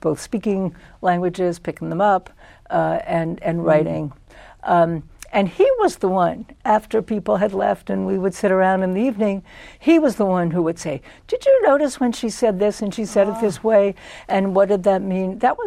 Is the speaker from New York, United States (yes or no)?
yes; New York City, New York, United States; moved away; I was born in Brooklyn, New York, raised in Brooklyn, New York